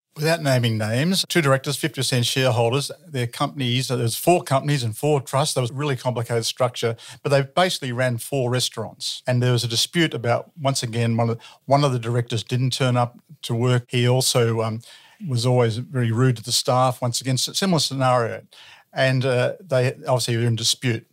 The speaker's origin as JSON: {"language": "English", "town": "Ballarat", "region": "Victoria", "country": "Australia", "tie": "born or raised there", "said": "born and bred in Ballarat"}